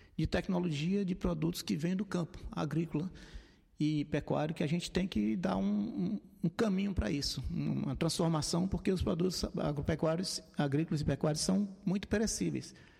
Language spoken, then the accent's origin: Portuguese; Fortaleza, Ceará, Brazil; sou natural de Fortaleza, minha família é de Maranguape